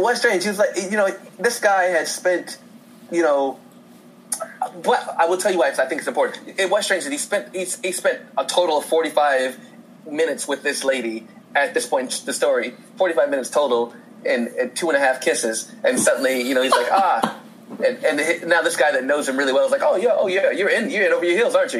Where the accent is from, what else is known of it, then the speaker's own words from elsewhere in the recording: Indiana, United States; moved away as an adult; now in Los Angeles, United States; I grew up in Indiana